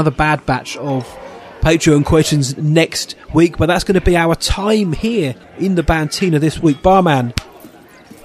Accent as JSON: {"language": "English", "region": "England", "country": "United Kingdom", "said": "We're English."}